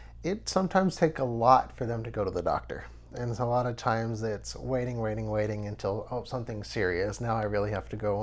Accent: Nederland, Texas, United States; I'm from Nederland, Texas. I was born and raised here.

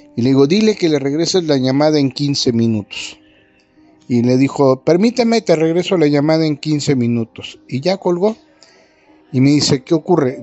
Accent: Ozuluama, Veracruz, Mexico; now in San Luis Potosí, Mexico; del municipio de mi pueblo, de Osuluama tierra donde ambos nacimos

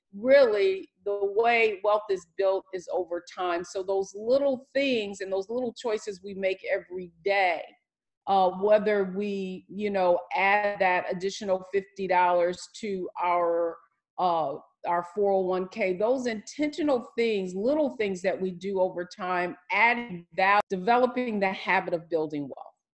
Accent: Detroit, Michigan, United States; I'm from Detroit, Motown, and uh, my family, of course, being from the from Detroit, was in the plants and the auto factories. We lived a great middle class life

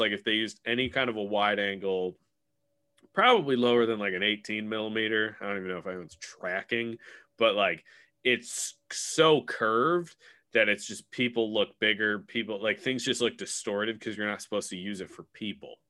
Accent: Illinois, United States; I'm from Illinois.

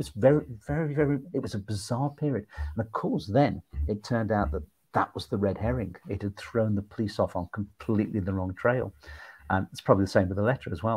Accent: Stoke-on-Trent, West Midlands, United Kingdom; I come from Stoke-on-Trent, so I'm from the Midlands.

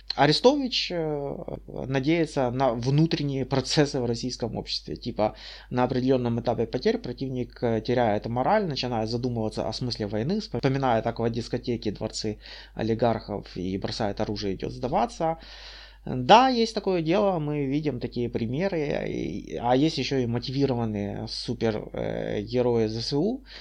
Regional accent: Kyiv Oblast, Ukraine; also born or lived in Bucha; я с Украины, э, в Буче, недалеко от Гастомеля

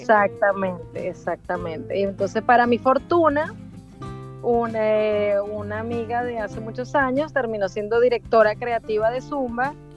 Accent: Venezuela; moved away as an adult; also born or lived in Buenos Aires, Argentina; now in Miami, United States; soy venezolana, vivo en Miami desde hace 15 años

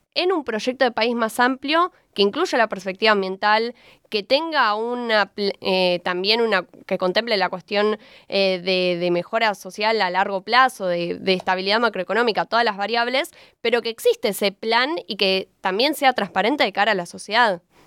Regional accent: Argentina

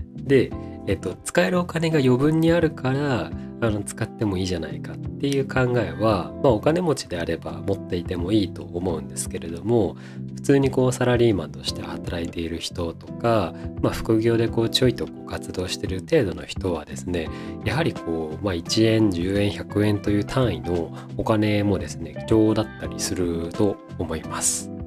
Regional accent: Shizuoka, Japan; now in Tokyo, Japan; 静岡県の生まれ

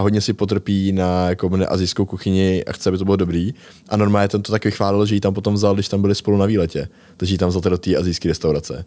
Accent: Most, Ústí nad Labem Region, Czechia; v Mostě jsme chodili z Rage Moderní čínský restaurace

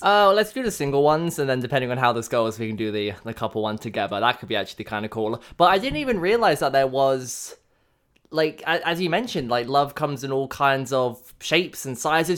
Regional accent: England, United Kingdom; now in Canada; I was born in England

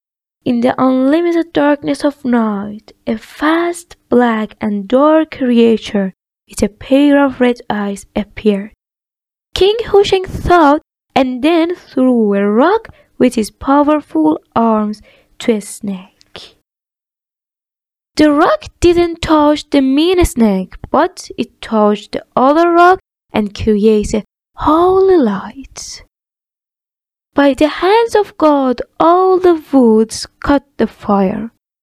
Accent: Iran

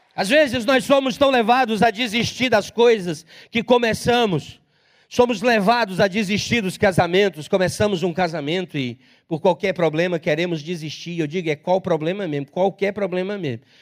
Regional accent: Pombal, Paraíba, Brazil; also born or lived in Limoeiro; Eu nasci numa cidade chamada Pombal

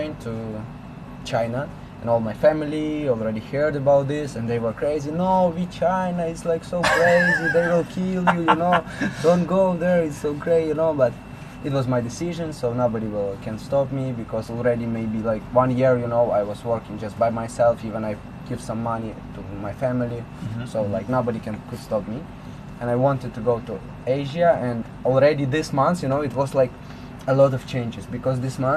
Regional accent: Lviv, Lviv Oblast, Ukraine; English is a second language; moved away as an adult; from my city, from Lviv, is the western city of Ukraine.

